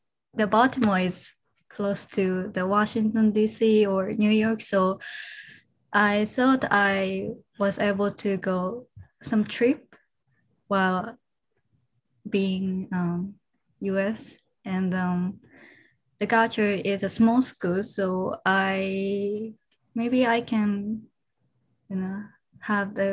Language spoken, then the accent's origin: English; Japan; I'm from Japan.